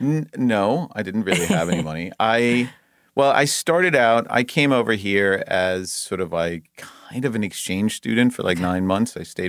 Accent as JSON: {"language": "English", "country": "Denmark", "tie": "born or raised there", "moved": "as an adult", "lives_now": "Los Angeles, United States", "said": "I was born and raised in Denmark. My whole family is still back there. I moved to LA when I was 19."}